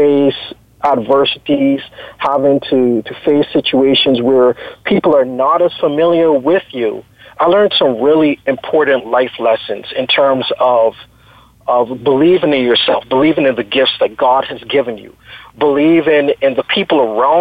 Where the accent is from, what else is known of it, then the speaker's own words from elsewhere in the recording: Barbados; now in Texas, United States; I am originally from Barbados. Everyone knows Barbados now as the tourist destination